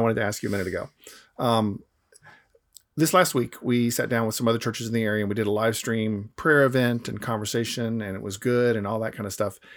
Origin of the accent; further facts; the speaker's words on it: Atlanta, Georgia, United States; moved away; where I grew up in Atlanta, it's, um, it's only sixty percent white